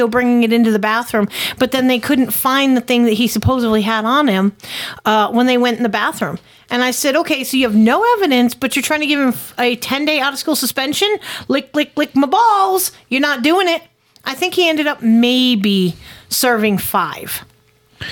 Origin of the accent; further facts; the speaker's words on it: Connecticut, United States; born or raised there; moved away as an adult; now in Tennessee, United States